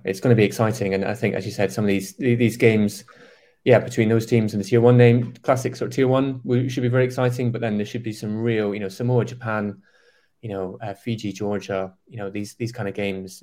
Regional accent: Scotland, United Kingdom; as a, as a Scotsman

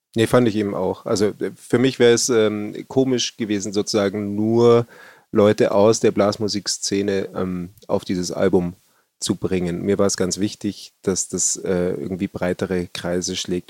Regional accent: Bavaria, Germany; bei uns in Bayern

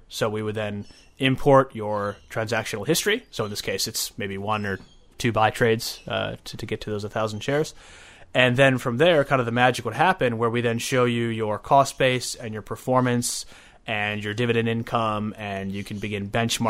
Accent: Chicago, Illinois, United States; I'm from Chicago originally, yeah.

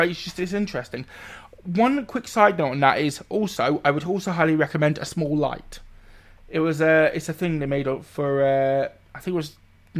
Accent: United Kingdom; we are from the bowels of Blighty.

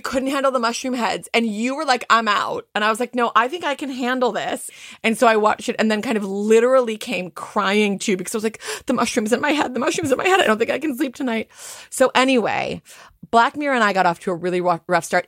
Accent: United States; moved away; I'm north of the Mason Dixon line

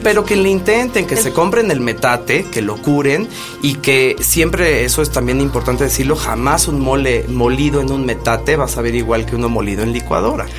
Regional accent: Mexico; todos como mexicanos

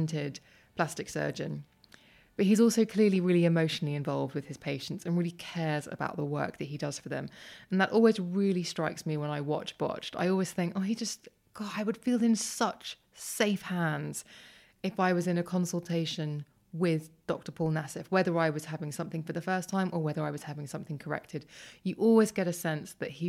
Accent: London, United Kingdom; my hometown

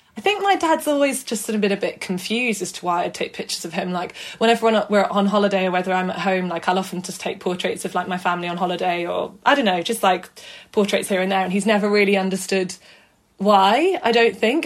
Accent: Manchester, North West England, United Kingdom; moved away as an adult; also born or lived in Brighton; now in London, United Kingdom; I am from South Manchester lived here, yeah, all my life, studied here, went to school here

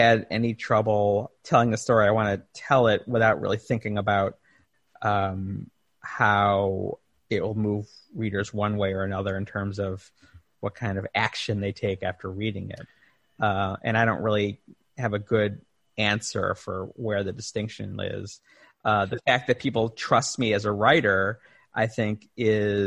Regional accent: Chicago, Illinois, United States; in Chicago, in my hometown

